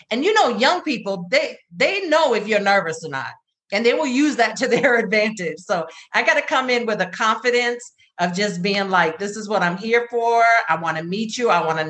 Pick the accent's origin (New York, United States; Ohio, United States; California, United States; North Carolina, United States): North Carolina, United States; I'm from North Carolina. So, you know, you got that little Southern, hey, how you doing? How y'all doing?